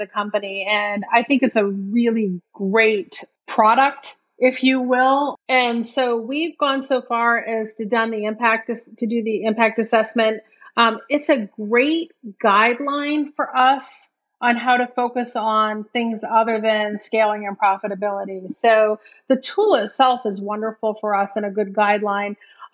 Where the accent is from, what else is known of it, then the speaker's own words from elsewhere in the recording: Maine, United States; moved away as an adult; I grew up in Maine